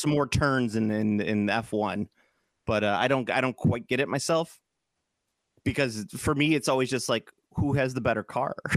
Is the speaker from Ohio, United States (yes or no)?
no; Chicago, Illinois, United States; I'm from Chicago